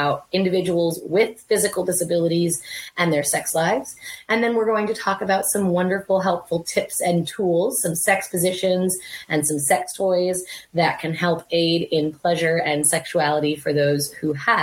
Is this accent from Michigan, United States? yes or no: no; Provo, Utah, United States; I was born in Provo, Utah